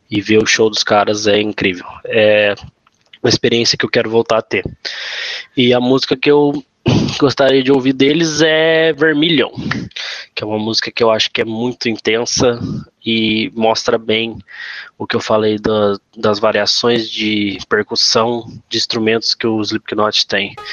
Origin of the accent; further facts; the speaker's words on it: Guaratinguetá, São Paulo, Brazil; eu sou fotógrafo e videomaker, sou de Guaratinguetá, São Paulo.